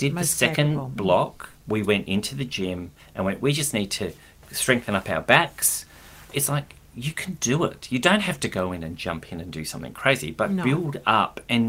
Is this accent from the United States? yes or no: no; Adelaide, South Australia, Australia; moved away; I grew up in Adelaide